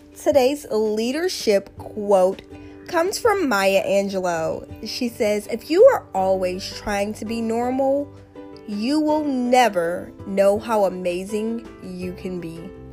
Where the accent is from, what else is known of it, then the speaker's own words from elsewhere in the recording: South Louisiana, United States; I'm from South Louisiana. When I was growing up, my great grandmother called this this thing couth